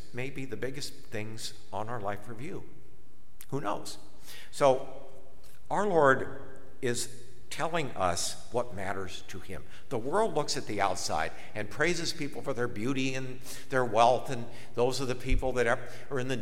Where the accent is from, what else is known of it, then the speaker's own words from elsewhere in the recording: Akron, Ohio, United States; I'm from Akron